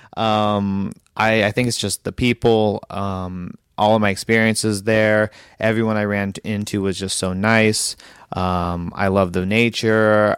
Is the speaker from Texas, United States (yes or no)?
no; Hillsboro, Oregon, United States; I'm from Hillsborough, Oregon